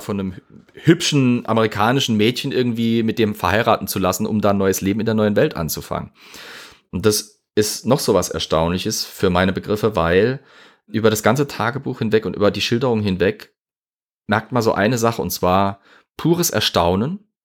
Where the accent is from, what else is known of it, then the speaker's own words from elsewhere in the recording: Zweibrücken, Rhineland-Palatinate, Germany; meine Heimatstadt hat immer noch eine Städtepartnerschaft mit Yorktown